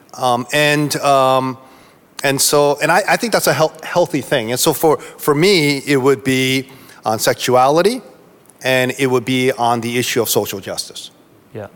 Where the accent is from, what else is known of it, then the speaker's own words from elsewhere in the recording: East Coast, United States; I'm from the East Coast